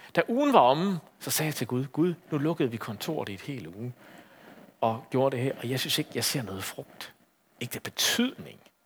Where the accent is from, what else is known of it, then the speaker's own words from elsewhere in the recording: Aarhus, Central Denmark Region, Denmark; i Aarhus, hvor jeg kommer fra